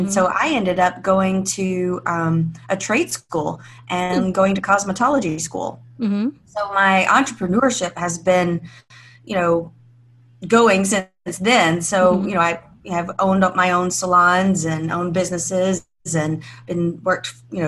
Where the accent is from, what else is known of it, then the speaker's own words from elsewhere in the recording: Alabama, United States; It's everything that you kind of think small town life in Alabama would be. You know, I lived in this really safe small town